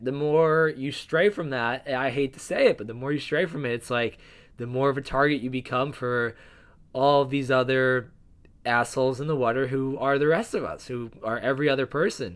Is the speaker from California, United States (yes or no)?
no; New Jersey, United States; I'm from New Jersey